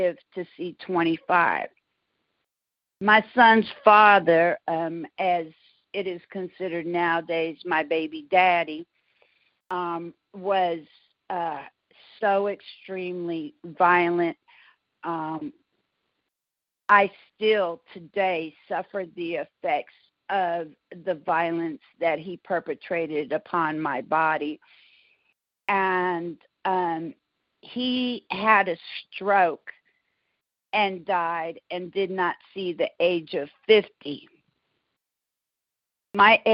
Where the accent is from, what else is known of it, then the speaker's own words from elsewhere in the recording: San Francisco, California, United States; moved away as an adult; now in Houston, United States; I was born and raised in San Francisco, California. I moved to Houston, Texas, close to 20 years ago